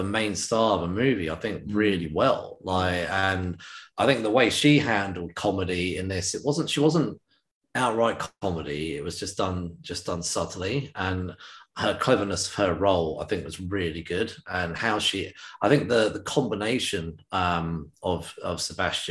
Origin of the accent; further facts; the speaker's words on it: United Kingdom; as a British man